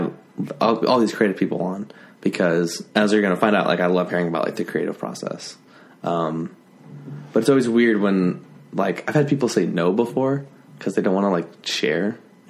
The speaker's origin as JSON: {"language": "English", "region": "Utah", "country": "United States", "tie": "born or raised there", "said": "I grew up in Utah."}